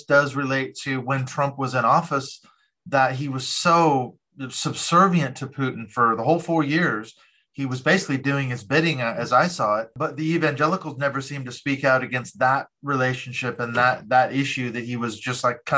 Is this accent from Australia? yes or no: no; United States; I grew up in the States during the Cold War